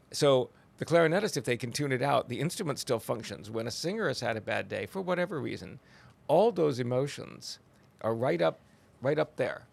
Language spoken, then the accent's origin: English; Oregon, United States; now in Texas, United States; I'm from Oregon